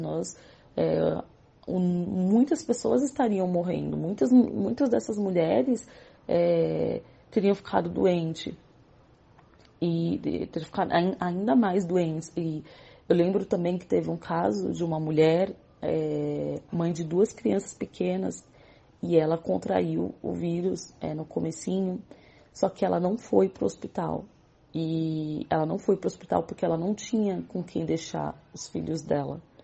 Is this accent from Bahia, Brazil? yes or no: no; São Paulo, Brazil; eu sou da comunidade do Jardim Colombo, que faz parte do Complexo de Paraisópolis, em São Paulo. É, nasci nessa comunidade